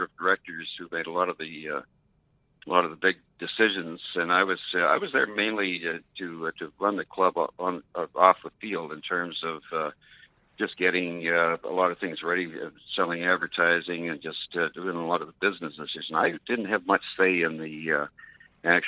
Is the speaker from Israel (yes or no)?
no; Kelowna, British Columbia, Canada; moved away as an adult; also born or lived in Fairbanks, Alaska / Lethbridge; I grew up in British Columbia, more specifically in Kelowna